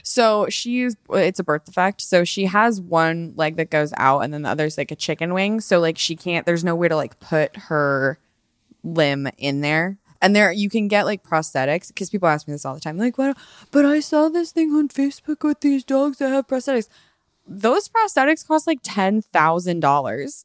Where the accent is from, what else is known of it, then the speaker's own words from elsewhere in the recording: Colorado, United States; also born or lived in Dallas, Texas / the Midwest; I was born in Dallas, technically. I only lived there for, like, a few years. I moved to Colorado pretty quickly